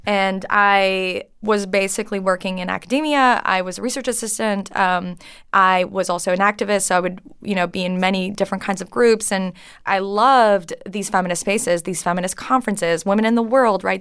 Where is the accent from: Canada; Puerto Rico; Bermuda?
Canada; English is a second language; moved away as an adult; now in United States; I grew up French Canadian